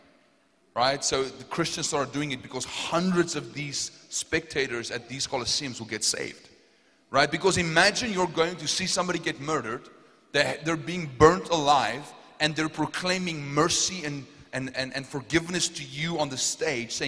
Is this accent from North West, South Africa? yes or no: yes; Potchefstroom, North West, South Africa; accent: South African; I'm from Potchefstroom.